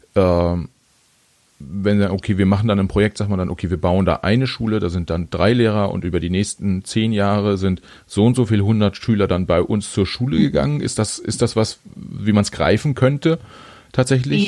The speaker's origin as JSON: {"language": "German", "country": "Germany", "tie": "born or raised there", "said": "ich bin in Deutschland geboren und nicht in Bolivien"}